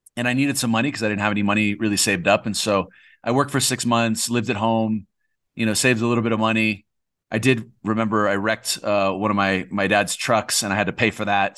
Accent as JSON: {"language": "English", "region": "California", "country": "United States", "moved": "as an adult", "said": "I'm from California."}